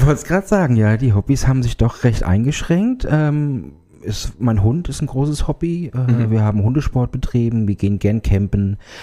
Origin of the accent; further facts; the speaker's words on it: Germany; Ich komme aus der Nähe von Altenstadt.